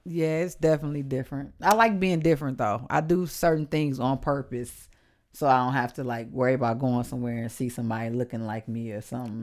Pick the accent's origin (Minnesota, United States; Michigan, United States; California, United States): Michigan, United States; Detroit; moved away; also born or lived in Atlanta; I'm from Detroit. I grew up around the toughest men and women.